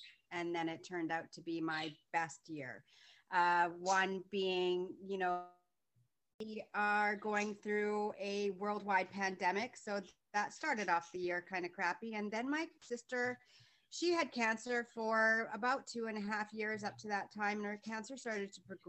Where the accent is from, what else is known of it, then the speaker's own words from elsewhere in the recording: Vancouver, British Columbia, Canada; now in Markham, Canada; I am originally from Vancouver, born and raised, and now I'm living in Southern Ontario in a city called Markham.